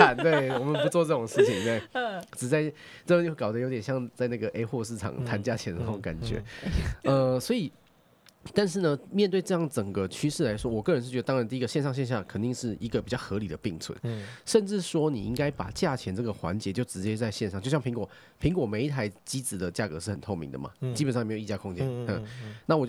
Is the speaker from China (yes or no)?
no; Taichung, Taiwan; 比如说我是台中人嘛，嗯嗯嗯哦，那我是台中人，我在显现就是离我家最近的几个店